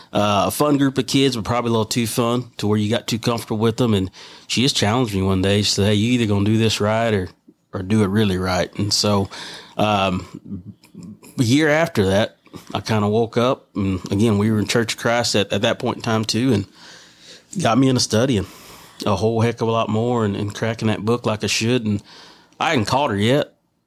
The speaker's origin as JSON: {"language": "English", "region": "Texas", "country": "United States", "tie": "born or raised there", "said": "Hot. Very, very hot and humid down there."}